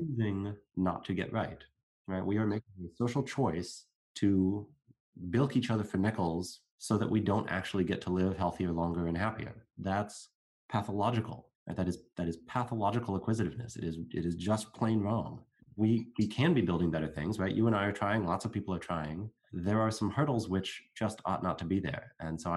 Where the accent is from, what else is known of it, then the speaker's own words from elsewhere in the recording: United States; I'm going to speak as an American, there are certain groups within my country